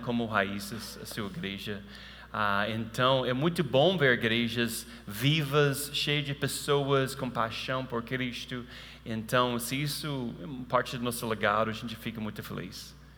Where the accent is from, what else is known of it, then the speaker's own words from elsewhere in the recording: United States; Portuguese is a second language; moved away; eu sei que eu sou americano